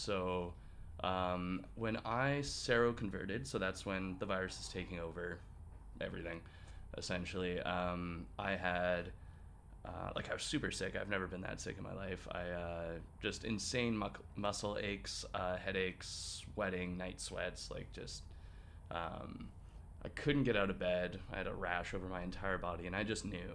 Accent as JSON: {"language": "English", "town": "Vancouver", "region": "British Columbia", "country": "Canada", "said": "I'm from Vancouver. I am a go-go dancer there, as well as a bartender"}